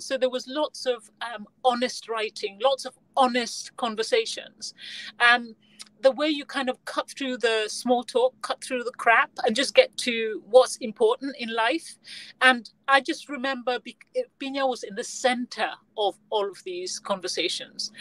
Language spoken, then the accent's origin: English; Gambia; I was born in the Gambia